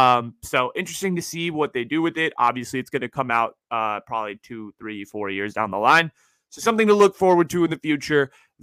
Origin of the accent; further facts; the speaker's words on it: San Francisco, California, United States; And I'm here to deliver a hypothesis about my hometown team, the San Francisco 49ers.